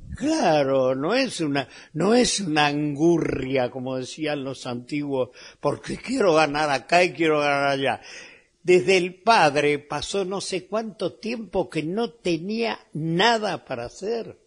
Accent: Argentina; also born or lived in Spain; yo tengo derecho a doble nacionalidad siendo argentino

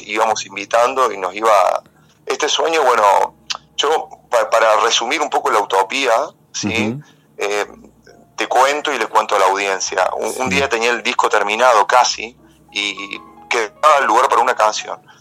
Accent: San Marcos Sud, Córdoba, Argentina; yo soy nacido acá en San Marcos, San Marcos Sur.

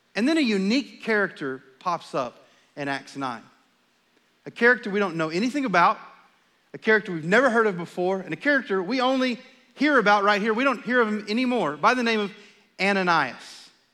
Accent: Texas, United States; also born or lived in Charlotte, North Carolina; We're from Texas. This is home for us.

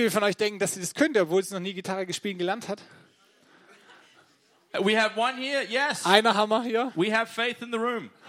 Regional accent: Baden-Württemberg, Germany; I, ich komme aus dem Ländle. Ich {S0} bin Schwabe.

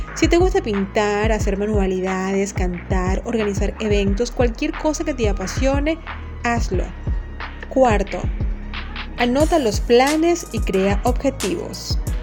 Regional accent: Venezuela; moved away as an adult; now in Honduras; soy venezolana

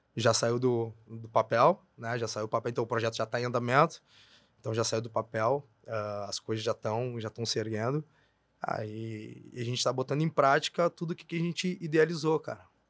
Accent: Brazil; eu sou da Sefer, para quem é daqui sabe, né? Eu faço divisa com a Bom Jesus

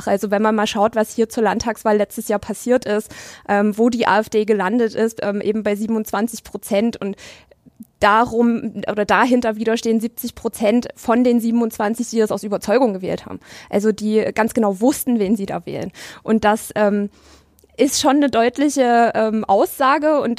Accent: Dresden, Saxony, Germany; dass ich gefragt werde, wo ich herkomme und dann antworte ich mit aus Dresden

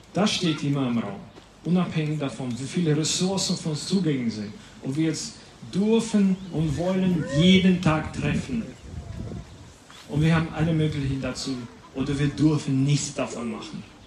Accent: Latvia; German is a second language; moved away; ich komme aus Lettland. Das ist gar nicht so weit von hier, quer durch Polen und wir sind schon dort

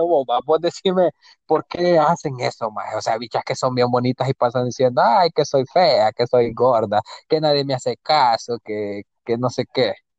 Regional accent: El Salvador; como decimos nosotros los salvadoreños

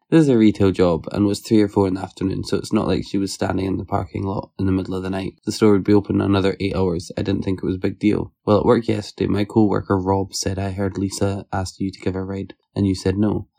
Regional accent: Scotland, United Kingdom; if I say I'm from Scotland, I get treated a lot better than if I say I'm from the U K

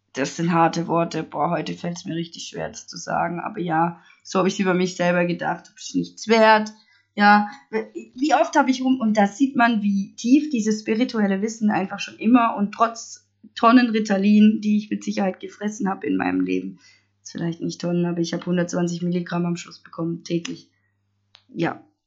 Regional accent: Stuttgart area, Baden-Württemberg, Germany; ich komme aus dem Stuttgarter Raum und ich glaube, man hört es auch

